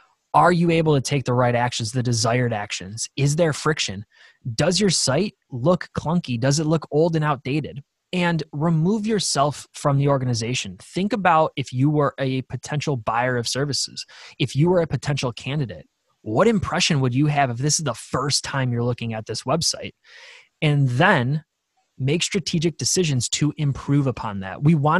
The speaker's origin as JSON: {"language": "English", "town": "Buffalo", "region": "New York", "country": "United States", "said": "we're from Buffalo, New York, so we're going to have super Buffalo-driven imagery on our staffing website because this is where we're from and we're proud about it."}